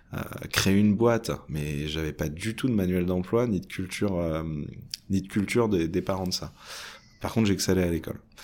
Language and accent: French; France; je suis français sur plein de caractères